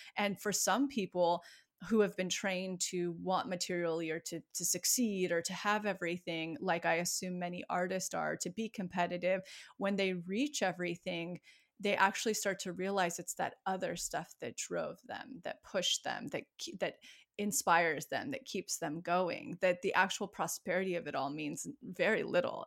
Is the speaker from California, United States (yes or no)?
yes; outside of Yosemite, California, United States; moved away; my hometown outside of Yosemite